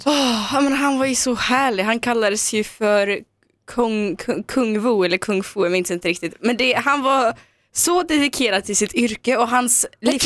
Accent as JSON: {"language": "Swedish", "region": "Dalarna County", "country": "Sweden", "tie": "born or raised there", "also_born_or_lived": "Omsk, Russia", "moved": "yes", "said": "jag åkte då till min gamla hemby i Dalarna där jag växte upp"}